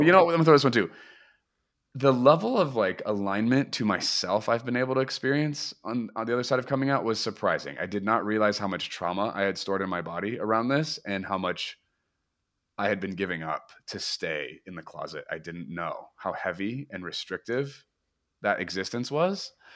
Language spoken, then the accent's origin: English; Portland, Oregon, United States; also born or lived in Redding, California; now in Nashville, United States; I am from Portland, Oregon, but I currently live in Nashville, Tennessee.